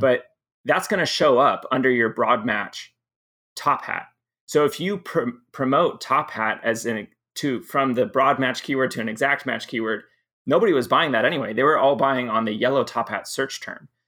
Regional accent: Southern California, United States; also born or lived in Michigan; most of my middle school and high school is in Southern California

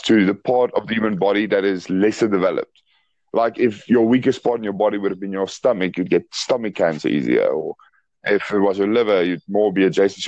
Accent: South Africa; I'm actually from South Africa. South Africa

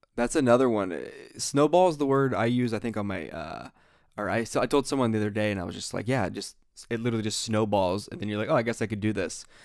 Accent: Ohio, United States; I'm from the Ohio Sticks

